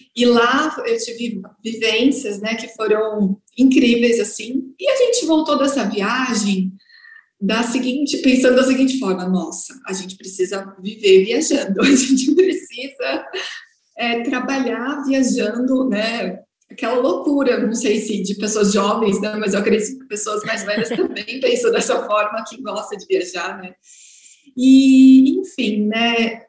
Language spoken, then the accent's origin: Portuguese; Guarulhos, São Paulo, Brazil; sou de Guarulhos, São Paulo